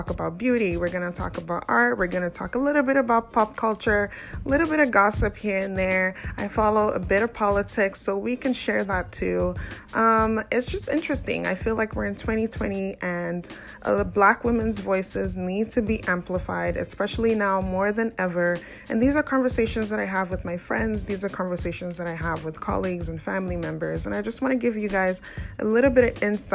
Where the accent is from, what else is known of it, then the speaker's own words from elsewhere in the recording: Nigeria; now in Canada; I'm an African woman. I'm from Nigeria. I live currently in Canada